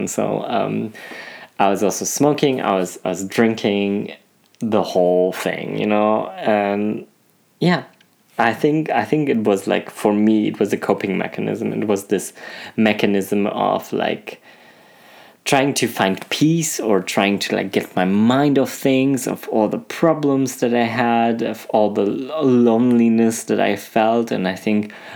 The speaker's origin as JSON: {"language": "English", "country": "Germany", "tie": "born or raised there", "also_born_or_lived": "Poland", "moved": "as an adult", "lives_now": "France", "said": "I'm Polish, you know, but for them, I wasn't Polish because I was raised in Germany"}